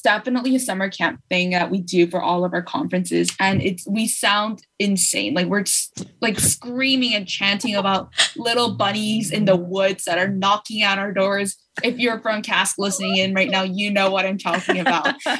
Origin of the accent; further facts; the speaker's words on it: Los Angeles, California, United States; I'm from Los Angeles, Koreatown